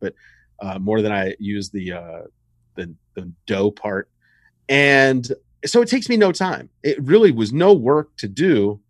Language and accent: English; the South, United States; I mean, I grew up in the South, but far enough north that I got WWF and NWA.